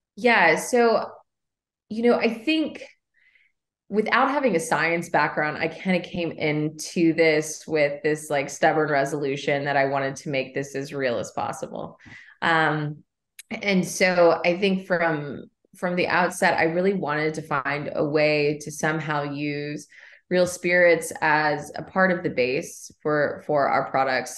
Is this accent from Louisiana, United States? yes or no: no; Kentucky, United States; moved away as an adult; also born or lived in New York / Shelbyville, Kentucky; I grew up along the Bourbon Trail. I'm, I'm from Kentucky.